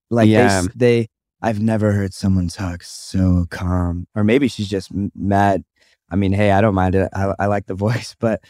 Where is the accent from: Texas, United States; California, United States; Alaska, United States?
Alaska, United States; Anchorage; I'm actually from Anchorage, Alaska, where they breed moose.